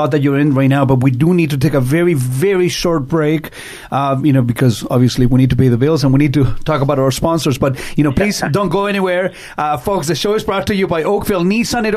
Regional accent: Chile; now in Canada; I'm an immigrant from Chile. I came to Canada 35 years ago.

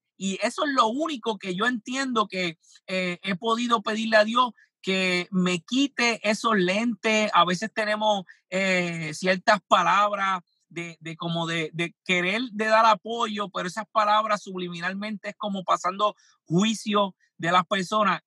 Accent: Puerto Rico; yo soy de Puerto Rico

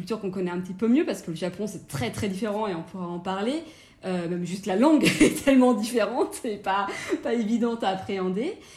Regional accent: France; moved away as an adult; also born or lived in London, United Kingdom; now in Japan; je suis française

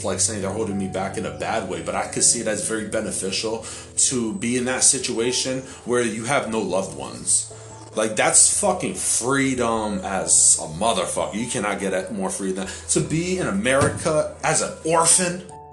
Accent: Hartford, Connecticut, United States; because I live in Hartford

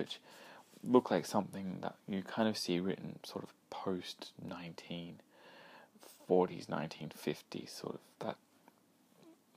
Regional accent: Australia; being Australian

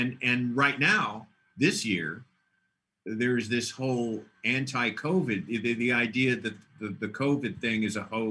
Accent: Dallas, Texas, United States; I come from Dallas, where everybody's, hey, Merry Christmas.

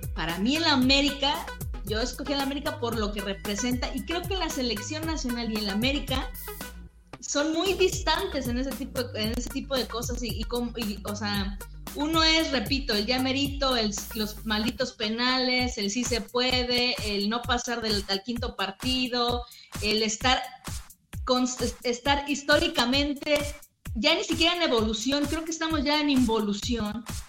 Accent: Mexico; soy mexicana

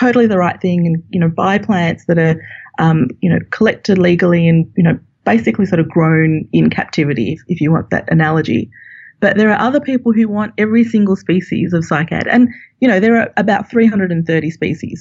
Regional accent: Australia; moved away; as you can tell from my accent, I'm from Australia

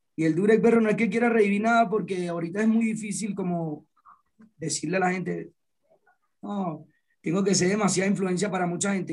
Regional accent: Punto Fijo, Falcón, Venezuela; Yo soy de Punto Fijo, Falcón

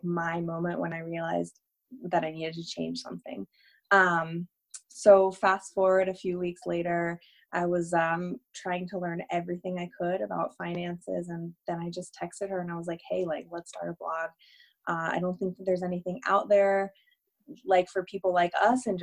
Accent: North Carolina, United States; moved away; I grew up here in North Carolina.

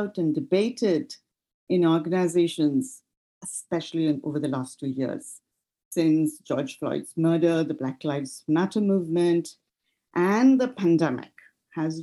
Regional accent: India; moved away as an adult; also born or lived in United States; now in United Kingdom; I was born and raised in India, and my first career launched there.

